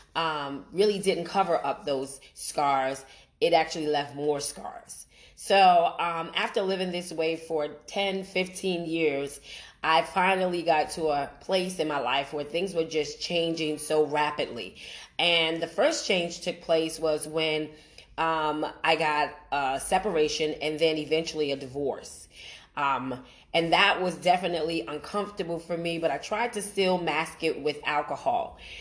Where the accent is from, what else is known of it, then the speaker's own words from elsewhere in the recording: New York City, New York, United States; moved away as an adult; I'm originally from Brooklyn, New York. That's my hometown. That's where I was born and raised.